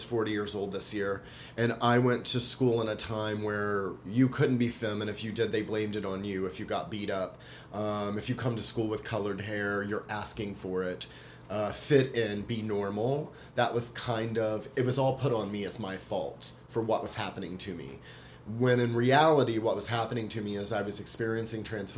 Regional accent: the South, United States; moved away as an adult; now in Northwest, United States; I was born in the South, and I lived there until I was like 18 years old, and I've been living in the Northwest for the last 20 years

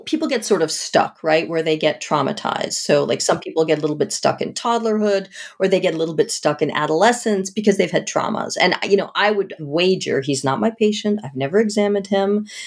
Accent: outside of Boston, Massachusetts, United States; I grew up outside of Boston

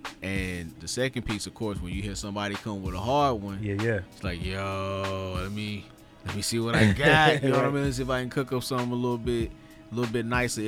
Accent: Nashville, Tennessee, United States; moved away as an adult; also born or lived in Dallas, Texas; I'm from Nashville, born, bred, but lived in Dallas for 14 years

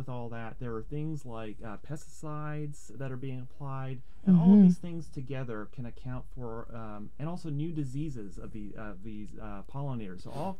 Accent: Canada; now in United States; Well, you know, I came from Canada, and the one thing I was really struck by is that Oregonians really care about pollinators

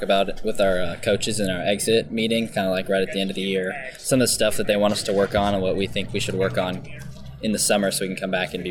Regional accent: Portland, Oregon, United States; I grew up in Portland, actually. So I'm a hometown boy.

